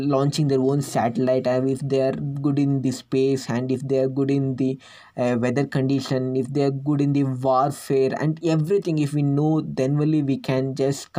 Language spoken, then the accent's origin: English; India; I'm from India